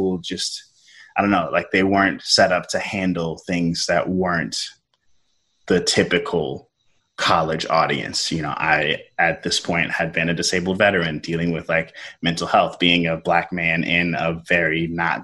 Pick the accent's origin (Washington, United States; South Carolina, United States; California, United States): South Carolina, United States; moved away as an adult; I'm originally from South Carolina